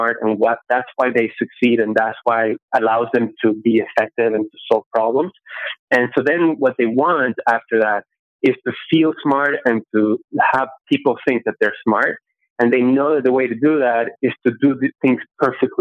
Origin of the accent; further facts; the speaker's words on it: Venezuela; now in United States; I grew up in Venezuela in an apartment building where all the walls are cement